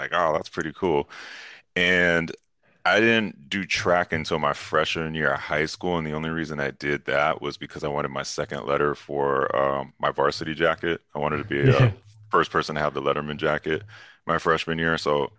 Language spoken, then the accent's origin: English; California, United States; also born or lived in New York; I lived in New York, so I'm allowed to, like, say this as a Californian.